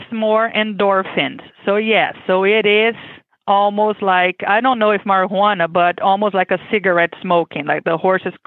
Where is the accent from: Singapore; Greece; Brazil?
Brazil; English is a second language; moved away as an adult; now in Kentucky, United States; I am originally from Brazil, as you can expect with my accent. I was born and raised there